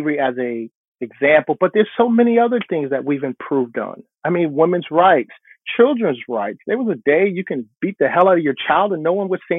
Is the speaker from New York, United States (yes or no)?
no; New Jersey, United States; I grew up in New Jersey, and our winters were brutal